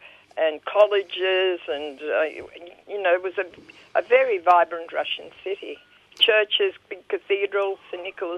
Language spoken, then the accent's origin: English; Harbin, Heilongjiang, China; born there; moved away; No, I was born in Harbin, in Manchuria.